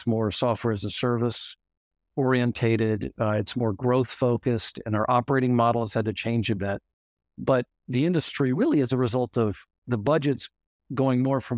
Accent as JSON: {"language": "English", "region": "Louisiana", "country": "United States", "tie": "born or raised there", "said": "So just quickly on myself, I grew up in Louisiana."}